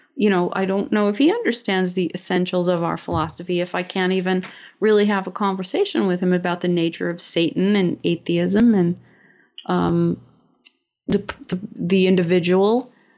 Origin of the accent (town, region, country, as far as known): United States